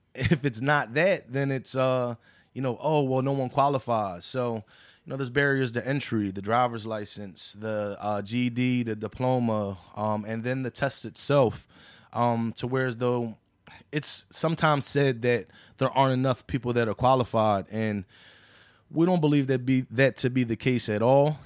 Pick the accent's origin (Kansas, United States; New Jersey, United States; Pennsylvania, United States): Pennsylvania, United States; Philadelphia; I grew up right there on Chew Avenue